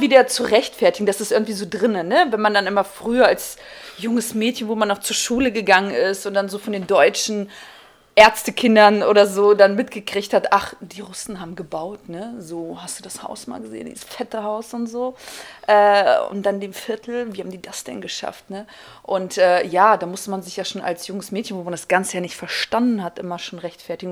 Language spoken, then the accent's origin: German; Kazakhstan; now in Germany; ich komme ursprünglich aus Kasachstan